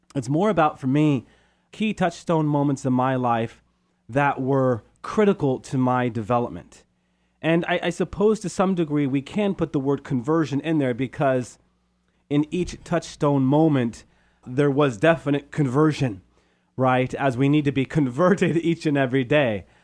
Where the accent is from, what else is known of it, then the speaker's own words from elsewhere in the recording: Modesto, California, United States; also born or lived in San Ramon / Steubenville / Loretto; now in Chico, United States; we moved to Modesto from San Ramon